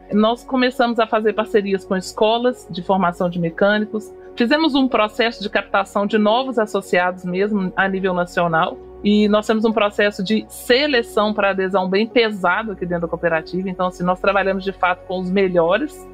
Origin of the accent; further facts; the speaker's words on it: Belo Horizonte, Minas Gerais, Brazil; sou natural de Belo Horizonte, Minas Gerais